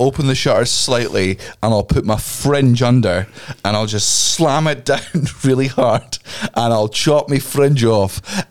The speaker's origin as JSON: {"language": "English", "region": "London", "country": "United Kingdom", "tie": "born there", "said": "A lot of time, and I was born in London, and I was like, that a lot."}